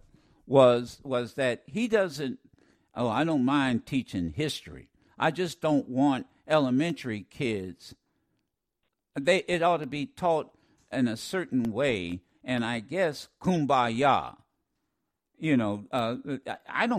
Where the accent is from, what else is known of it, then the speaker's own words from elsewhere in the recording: Ohio, United States; growing up in Ohio